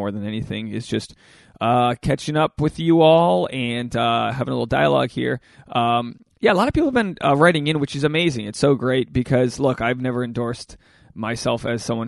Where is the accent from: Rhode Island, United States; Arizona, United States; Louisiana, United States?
Rhode Island, United States; now in Los Angeles, United States; I'm from Rhode Island. I'm from a nice, humble state of Rhode Island where nobody's cool.